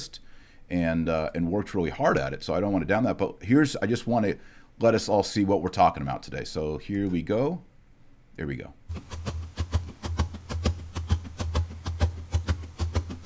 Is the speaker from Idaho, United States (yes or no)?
no; Fort Worth, Texas, United States; I'm a Texan, born and raised in Texas